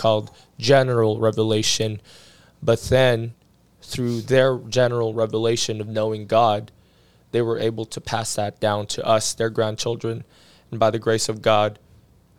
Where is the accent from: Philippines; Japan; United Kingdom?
Philippines; moved away; also born or lived in Pittsburgh, Pennsylvania, United States; I grew up in the Philippines, but I wasn't born in the Philippines.